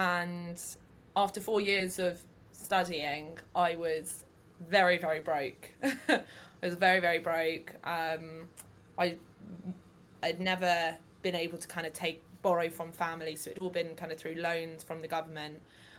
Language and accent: English; England, United Kingdom; I'm from England